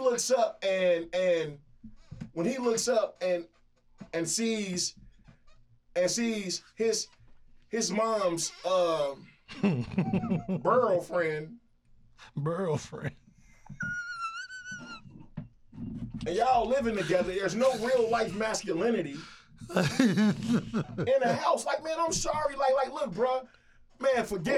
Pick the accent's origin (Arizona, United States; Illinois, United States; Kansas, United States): Illinois, United States; Chicago; I'm from Chicago